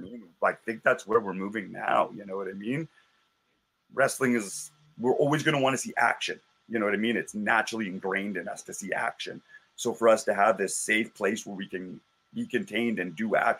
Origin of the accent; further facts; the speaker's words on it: Calgary, Alberta, Canada; growing up in Calgary